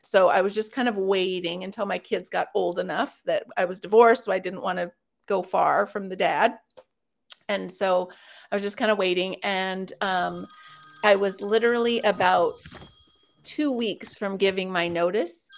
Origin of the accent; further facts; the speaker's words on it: Los Angeles, California, United States; moved away; I'm from Los Angeles originally